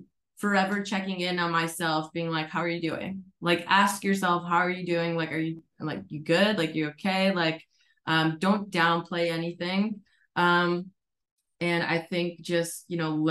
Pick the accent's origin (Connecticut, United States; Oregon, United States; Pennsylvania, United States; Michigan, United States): Connecticut, United States; moved away as an adult; also born or lived in Colorado; now in Arizona, United States; I grew up in Connecticut.